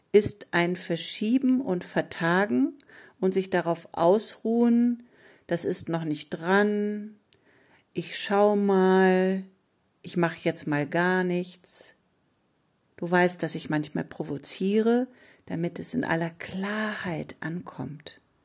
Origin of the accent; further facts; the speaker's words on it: Ruhr area, North Rhine-Westphalia, Germany; bei uns im Ruhrpott sagt man selbst in Schuld